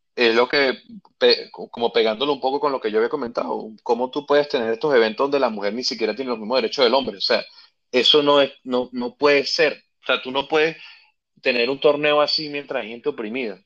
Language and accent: Spanish; Venezuela; yo que soy venezolano